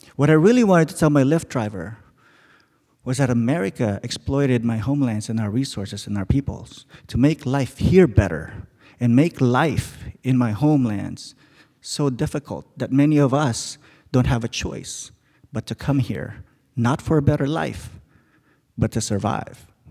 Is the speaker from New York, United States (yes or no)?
no; Alaska, United States; now in Seattle, United States; I'm from Alaska.